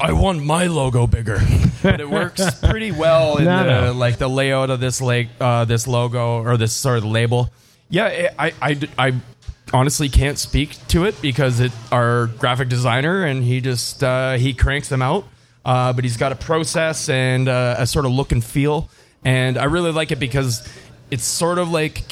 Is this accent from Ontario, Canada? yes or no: yes; Windsor, Ontario, Canada; I'm originally from Windsor, Ontario, born and raised south of Detroit